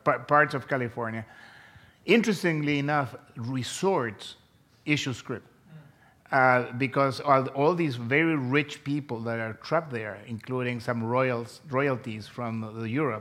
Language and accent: English; Chile; moved away as an adult; also born or lived in Chicago, United States; I was born in South America. I was born in Chile, and I came to the University of Chicago to get my PhD, and this was in 1977